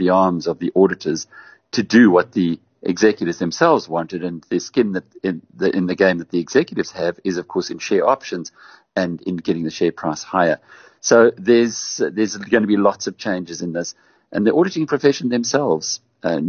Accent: South Africa; also born or lived in United Kingdom; as a South African

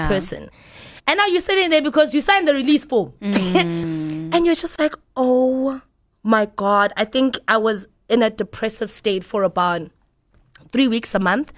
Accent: East Rand, Gauteng, South Africa; I'm from the East Rand, guys, born and bred in Spread View

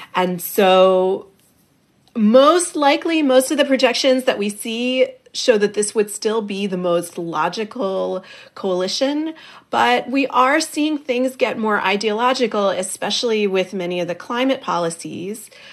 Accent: United States; accent: American; I'm I'm American

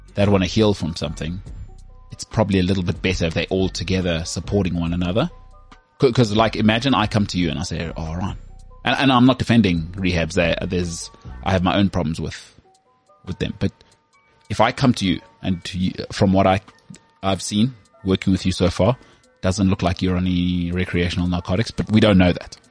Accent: South Africa; I'm from South Africa

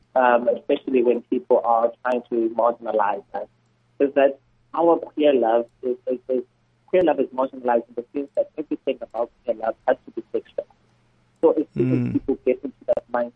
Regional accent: Eastern Cape, South Africa; I'm there from the Eastern Cape

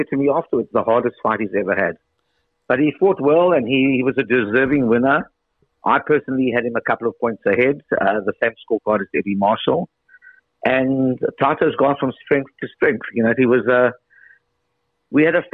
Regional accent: South Africa; as a South African

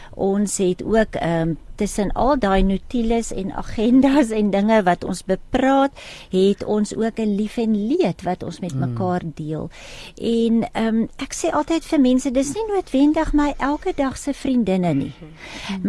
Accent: Free State, South Africa; Ek is 'n Vrystater

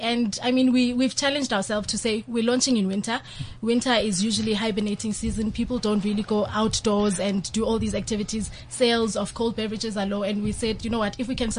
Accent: Wattville, Gauteng, South Africa; having been born and bred in Wattville

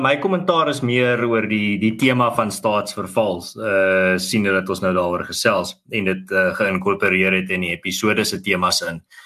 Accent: South Africa; ons is die Afrikaner veral maar Suid-Afrikaners oor die algemeen

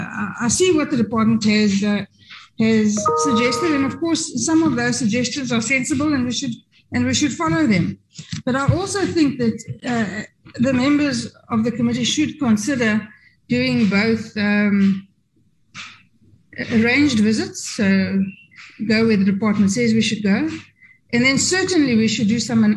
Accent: Kimberley, Northern Cape, South Africa; I come from Kimberley.

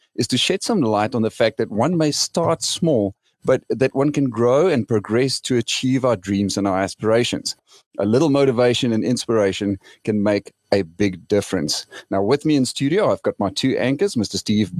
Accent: Polokwane, Limpopo, South Africa; I'm from Petersburg as well.

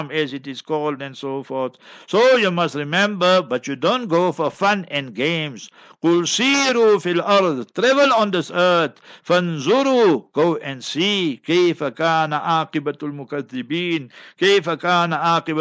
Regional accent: South Africa; I'm from South Africa

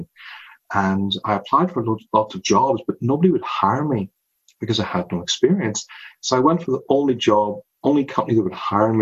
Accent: Northern Ireland, United Kingdom; I grew up in a small town in Northern Ireland

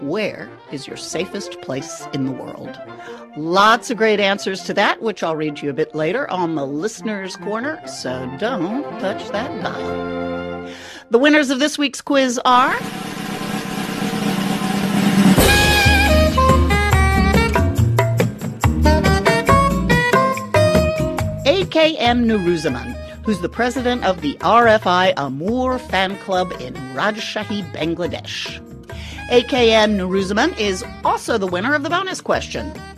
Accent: Texas, United States; now in France; As a Texan

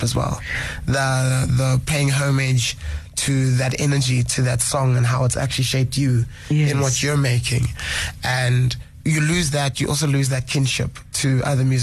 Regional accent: Tembisa, Gauteng, South Africa; We come from Tembisa, 1632, 1630, and it's paying homage to our roots.

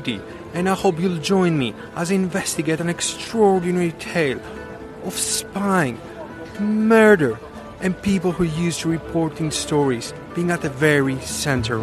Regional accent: Athens, Attica, Greece; my hometown, Athens, the capital of Greece

